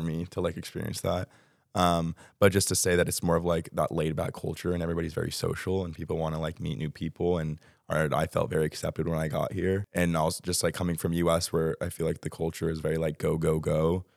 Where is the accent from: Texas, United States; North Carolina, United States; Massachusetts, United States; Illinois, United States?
Texas, United States; moved away as an adult; also born or lived in Arkansas; now in Madrid, Spain; I currently live in Dallas, Texas. So I'm from Texas.